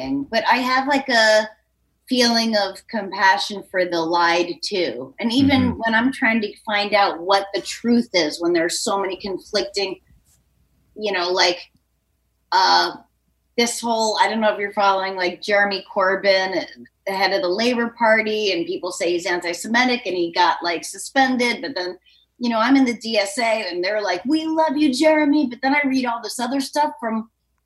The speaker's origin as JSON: {"language": "English", "region": "New Hampshire", "country": "United States", "said": "I'm from New Hampshire"}